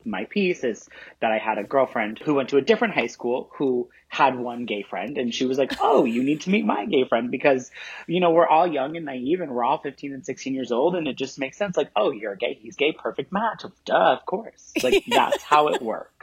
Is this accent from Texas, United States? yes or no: no; Central Illinois, United States; I grew up in Central Illinois.